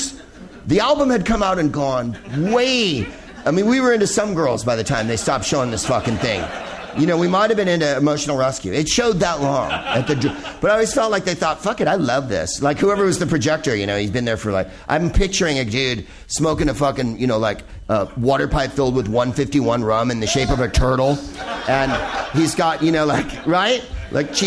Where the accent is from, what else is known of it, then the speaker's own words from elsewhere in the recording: Wales, United Kingdom; I'm originally from Wales